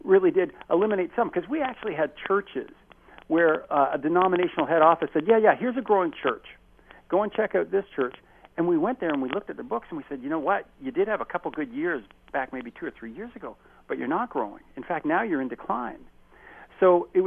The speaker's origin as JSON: {"language": "English", "town": "Chatham", "region": "Ontario", "country": "Canada", "tie": "born or raised there", "said": "even in my own hometown, I grew up in Chatham, Ontario"}